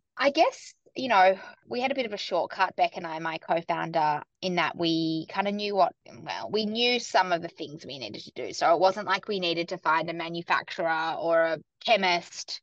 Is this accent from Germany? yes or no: no; Sydney, New South Wales, Australia; moved away as an adult; also born or lived in New York; now in Melbourne, Australia; I grew up in Sydney and then I moved to New York in my kind of early to mid-20s